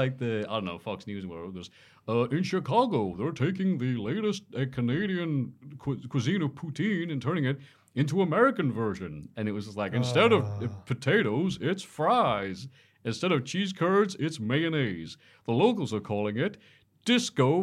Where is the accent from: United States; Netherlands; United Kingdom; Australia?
United Kingdom; the north of England; accent: northern; I've never sound more northern